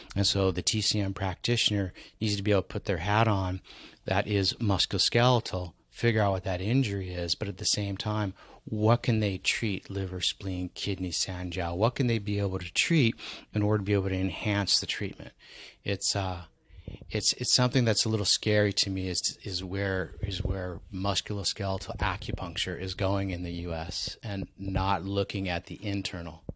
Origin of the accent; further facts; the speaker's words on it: San Diego, California, United States; also born or lived in Maui; San Diego, my hometown